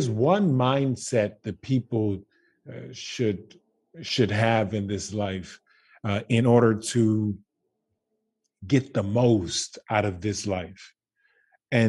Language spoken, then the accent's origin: English; Baton Rouge, Louisiana, United States; I am from Baton Rouge, Louisiana